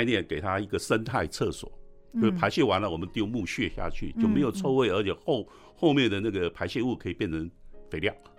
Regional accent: Taiwan; “哎，你们是台湾来的哈？”我说：“对。”

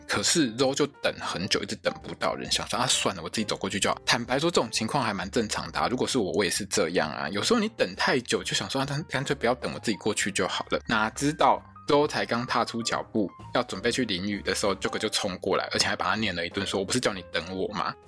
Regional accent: Taiwan; 我们台湾人讲的

